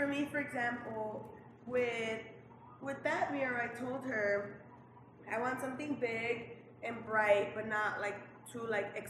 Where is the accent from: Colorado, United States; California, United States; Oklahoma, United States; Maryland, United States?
California, United States; Lynwood; Born and raised in Linwood, West Coast, South Central. Went to college here at Cal State Long Beach.